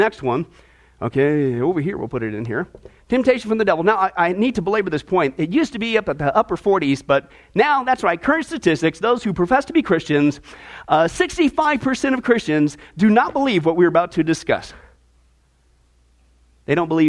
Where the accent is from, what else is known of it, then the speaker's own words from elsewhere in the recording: Midwest, United States; moved away; also born or lived in Nebraska; When I lived in Nebraska, growing up in the Midwest, for a couple of years, I got into wrestling